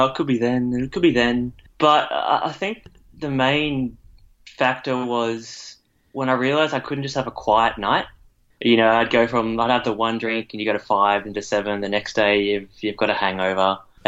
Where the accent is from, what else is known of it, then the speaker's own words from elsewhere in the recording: Brisbane, Queensland, Australia; I'm from Brisbane in the state of Queensland, Australia.